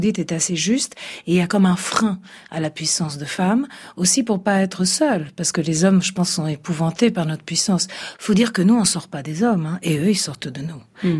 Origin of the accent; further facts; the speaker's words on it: Italy; je suis italienne